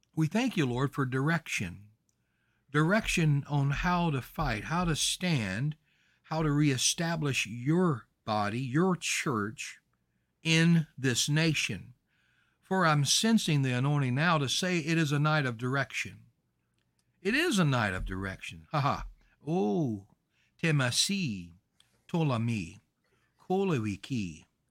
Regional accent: Louisiana, United States; I'm from Louisiana

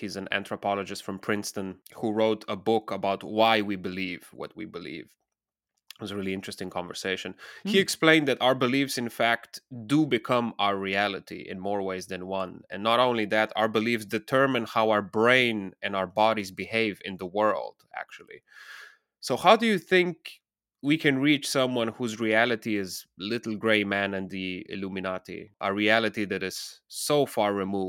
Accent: Slovenia; I'm originally from the Balkans, from Slovenia, and the whole Bill Gates saga exploded during Corona.

